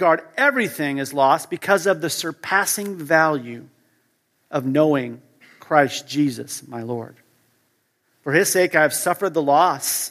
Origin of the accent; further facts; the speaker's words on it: United States; moved away as an adult; now in Europe; I grew up in the U.S., as you can tell by my accent